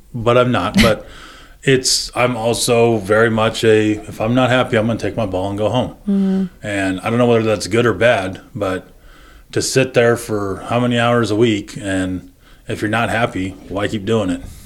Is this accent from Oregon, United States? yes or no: yes; Medford, Oregon, United States; moved away as an adult; being in my hometown